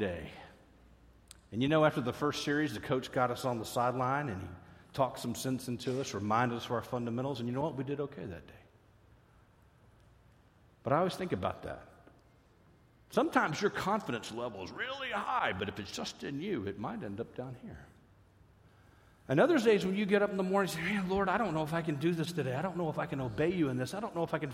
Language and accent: English; Fort Worth, Texas, United States; I grew up in Fort Worth, Texas